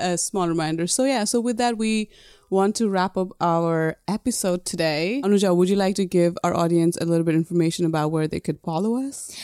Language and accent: English; Nepal; moved away; when I was growing up in Nepal, everybody thought I was foreigner.